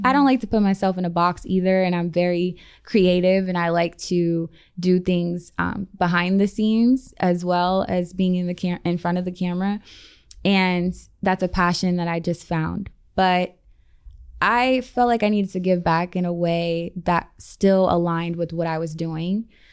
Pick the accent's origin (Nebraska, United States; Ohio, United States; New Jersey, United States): Ohio, United States; Columbus; moved away as an adult; also born or lived in Los Angeles; now in Las Vegas, United States; I'm from the Midwest. I'm from Columbus, Ohio